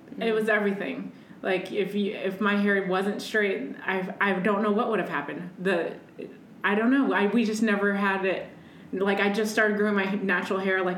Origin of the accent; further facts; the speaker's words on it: Midwest, United States; I'm from the Midwest